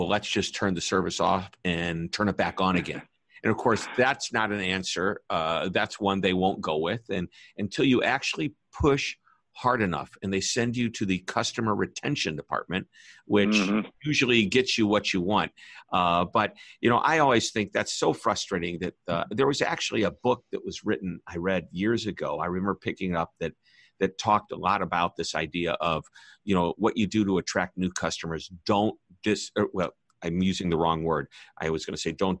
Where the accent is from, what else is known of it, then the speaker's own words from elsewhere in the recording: Missouri, United States; I'm from Missouri, the show me state